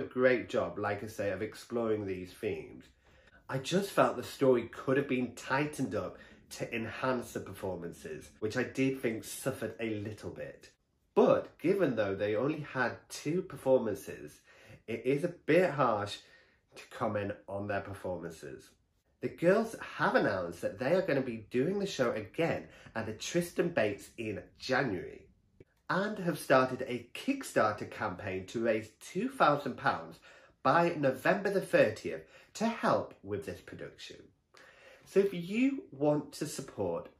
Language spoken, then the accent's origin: English; Stockton-on-Tees, North East England, United Kingdom; Stockton, which bizarrely is my hometown.